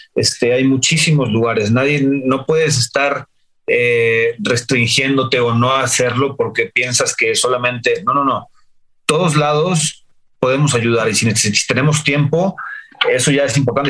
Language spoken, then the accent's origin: Spanish; San Miguel de Allende, Guanajuato, Mexico; yo crecí en San Miguel de Allende